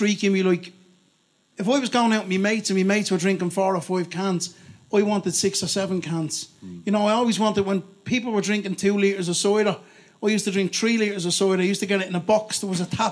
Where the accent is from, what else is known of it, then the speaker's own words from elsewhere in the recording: Dublin, Leinster, Ireland; moved away as an adult; also born or lived in Cork; I'm from Ballymun in Dublin. Born and reared in Ballymun.